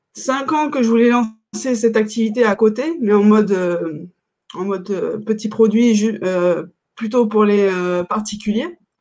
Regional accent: France; on est français

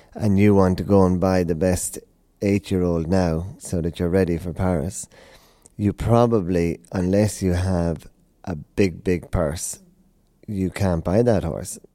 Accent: Tipperary, Munster, Ireland; now in Hickstead, United Kingdom; coming from Ireland, uh, Tipperary, we had the pony club and uh, hunting

